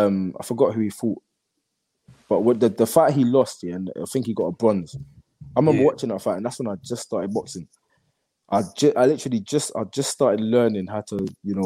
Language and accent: English; London, United Kingdom; he's from South London, I'm from East London, but we're both from London.